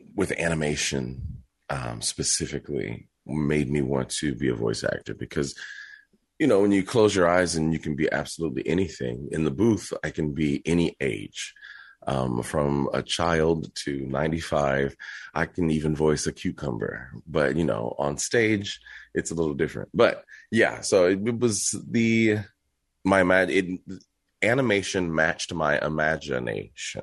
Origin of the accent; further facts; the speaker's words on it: Texas, United States; I'm from Texas, born and raised